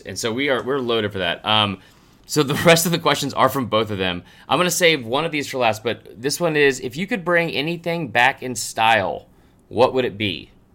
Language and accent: English; Stone Mountain, Georgia, United States; growing up in Stone Mountain